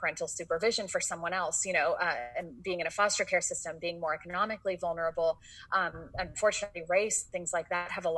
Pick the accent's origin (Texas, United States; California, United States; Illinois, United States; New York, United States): California, United States; San Francisco; moved away; also born or lived in Boston; I grew up in San Francisco